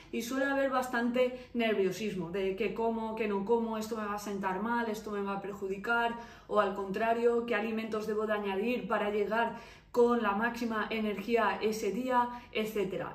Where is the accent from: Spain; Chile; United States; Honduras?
Spain; Valencia, Valencian Community; soy de Valencia